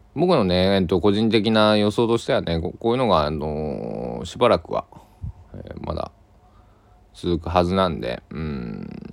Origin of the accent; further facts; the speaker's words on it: Kochi, Japan; moved away; 僕の地元高知県佐木市